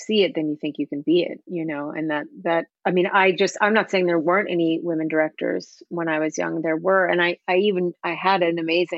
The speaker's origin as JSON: {"language": "English", "town": "Santa Fe", "region": "New Mexico", "country": "United States", "tie": "born or raised there", "also_born_or_lived": "England / London / Los Angeles", "moved": "as an adult", "said": "I was born in England, but living in Santa Fe, New Mexico, where I grew up"}